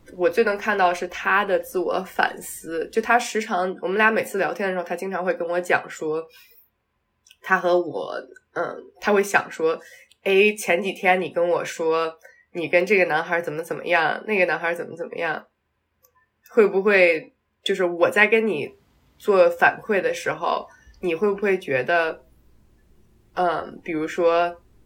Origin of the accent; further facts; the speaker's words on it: Taiyuan, Shanxi, China; 我当时是在，就是在老家太原那边出生的嘛